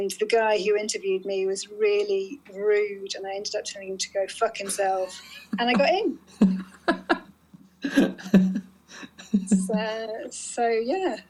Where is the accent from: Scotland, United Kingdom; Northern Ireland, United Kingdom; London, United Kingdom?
London, United Kingdom; also born or lived in Newcastle; I'm a Londoner